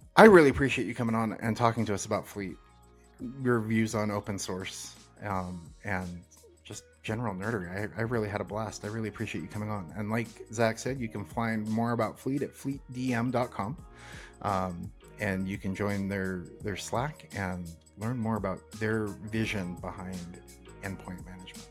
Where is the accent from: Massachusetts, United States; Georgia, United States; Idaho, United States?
Idaho, United States; North; now in Salt Lake City, United States; I grew up in North Idaho